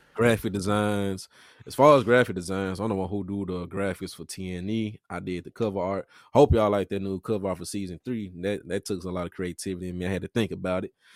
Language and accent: English; Memphis, Tennessee, United States; I'm from The Haven. If y'all ain't from Memphis, that's in Memphis